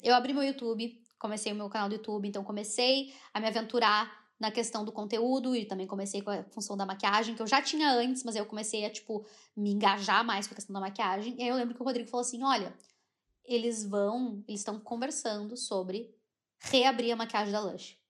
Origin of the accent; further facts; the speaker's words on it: Brazil; accent: Brazilian; moved away as an adult; now in United Kingdom; eu sou brasileira, mas eu sou branca